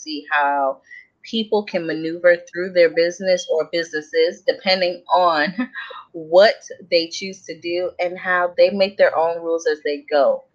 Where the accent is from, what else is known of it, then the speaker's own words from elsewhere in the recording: New York City, New York, United States; I am born and raised in New York, Brooklyn to be exact